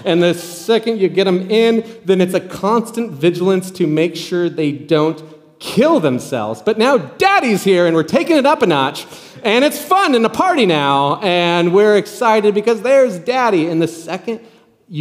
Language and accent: English; Nebraska, United States; moved away; I'm from Nebraska originally